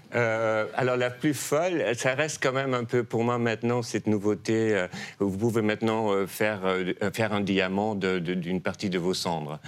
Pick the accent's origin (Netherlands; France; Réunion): Netherlands; French is a second language; moved away; je viens des Pays-Bas, qui sont un royaume